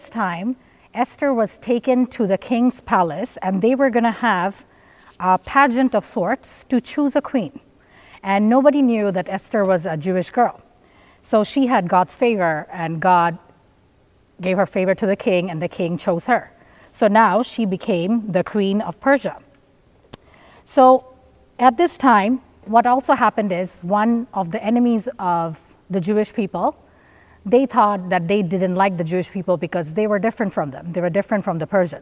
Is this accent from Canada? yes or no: no; Bangladesh; moved away as an adult; I came from Bangladesh 10 years ago, and I have lived here 10 years by myself, mostly